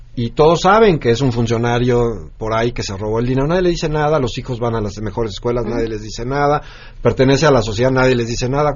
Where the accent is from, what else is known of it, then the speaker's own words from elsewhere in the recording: Mexico; nosotros como mexicanos